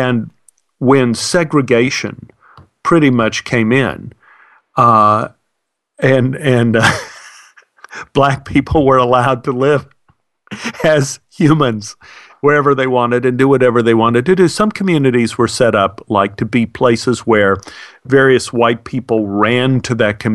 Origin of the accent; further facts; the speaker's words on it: Dallas, Texas, United States; growing up in Oak Cliff